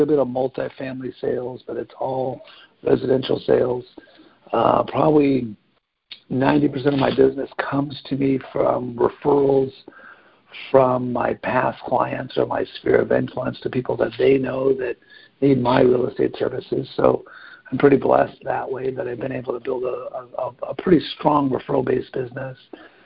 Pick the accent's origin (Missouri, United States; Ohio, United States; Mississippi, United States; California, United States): California, United States; Pasadena; I'm a Pasadena native. I was born and raised here